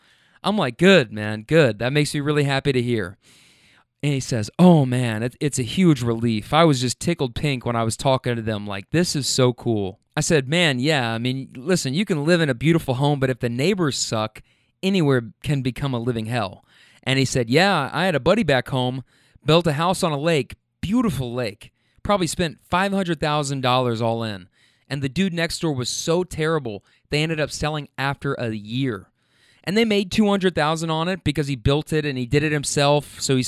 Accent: Minnesota, United States; you know, but we're from Minnesota, 700 miles away.

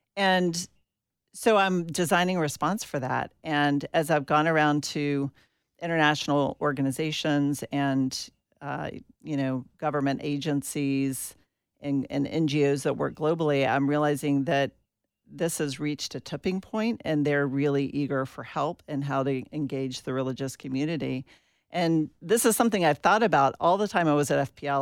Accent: Atlanta, Georgia, United States; I grew up in Atlanta, Georgia

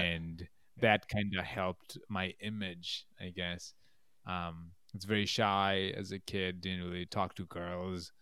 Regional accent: Bangladesh; moved away as an adult; also born or lived in Massachusetts / Albany, New York; now in New York, United States; I was born and raised in Bangladesh, and then I moved here for college when I was eighteen

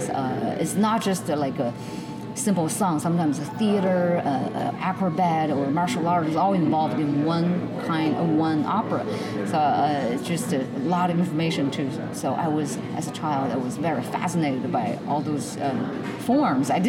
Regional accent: Beijing, China; now in Nashville, United States; And I'm originally from Beijing, and now I live in Nashville.

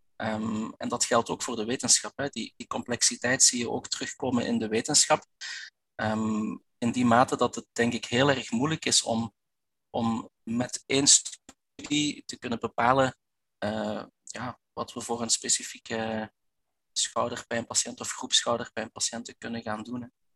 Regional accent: Belgian Limburg, Flanders, Belgium; Ik ben een Belg, dat dat je al wel gehoord. Ik kom uit, eh, uit Belgisch Limburg.

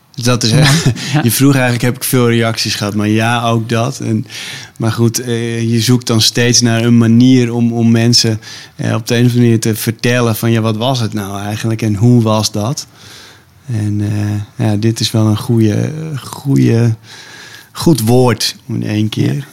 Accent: Stiens, Friesland, Netherlands; moved away; ik heb als kind in Stiens gewoond

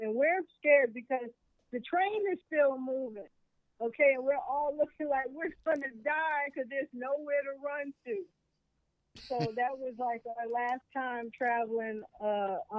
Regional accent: New York City, New York, United States; moved away as an adult; also born or lived in California; I was born in New York City, Lower East Side, what they call the East Village now, in Bellevue Hospital

